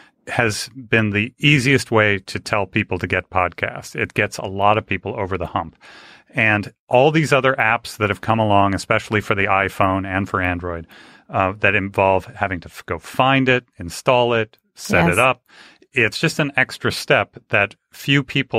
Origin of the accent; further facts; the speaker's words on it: Los Angeles, California, United States; Now, I grew up in LA in Hollywood. My parents were both in the industry.